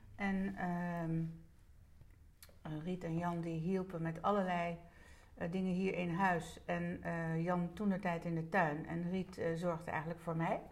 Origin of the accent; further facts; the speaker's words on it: Netherlands; daar ben ik inderdaad geboren. En de kamer daarnaast eh, hadden mijn ouders een zitkamer. Ja. Mijn ouders die woonden hier eh, met mijn grootouders